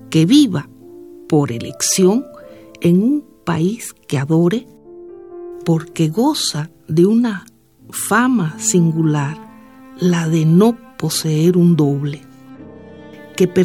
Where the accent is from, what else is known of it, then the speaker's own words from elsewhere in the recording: Cuba; now in Mexico; que ya, ya, ya lo perdí. Los cubanos que me conocen dicen, no, ya tú hablas como mexicana y los mexicanos